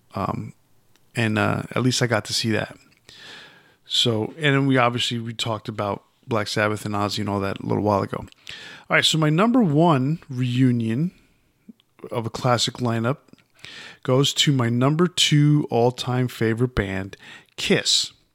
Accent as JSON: {"language": "English", "town": "New York City", "region": "New York", "country": "United States", "moved": "yes", "said": "I was from New York, even though I, at that time I wasn't living there."}